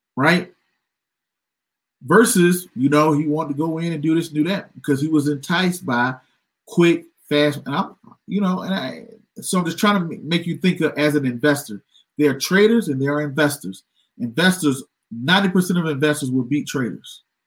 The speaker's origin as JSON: {"language": "English", "region": "Georgia", "country": "United States", "said": "I'm from Georgia"}